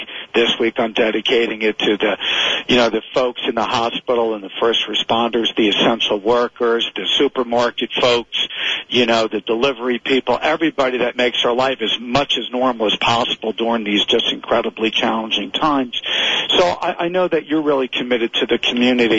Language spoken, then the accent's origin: English; Springfield, New Jersey, United States; I grew up in Springfield, right in Union County